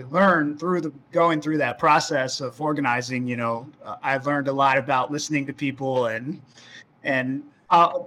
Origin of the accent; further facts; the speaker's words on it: Florida, United States; I grew up in Florida